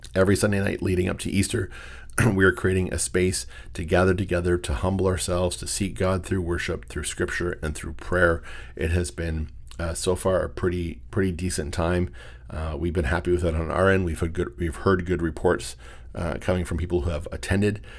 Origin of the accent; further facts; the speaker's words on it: Windsor, Ontario, Canada; I'm from the Windsor area.